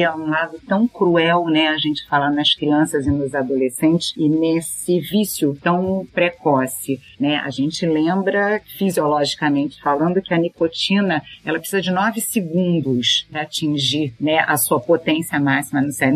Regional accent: Brazil; como brasileiros

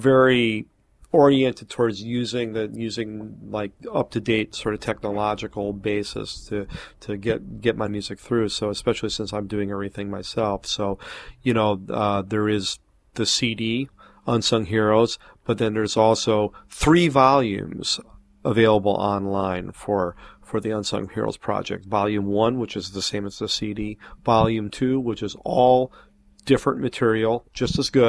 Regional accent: Milwaukee, Wisconsin, United States; moved away; my hometown in Milwaukee

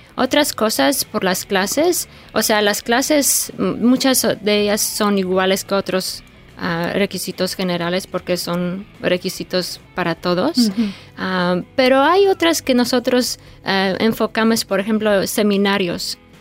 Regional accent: Poland; first language Polish; Spanish is a second language; moved away; polaco es mi idioma nativo, es mi idioma maternal y luego yo crecí, nací y crecí en Polonia

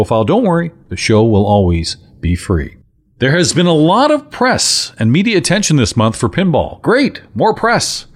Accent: London, Ontario, Canada; London, Ontario, my hometown

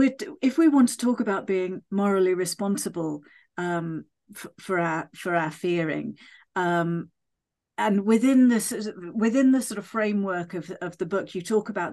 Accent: United Kingdom; we're British.

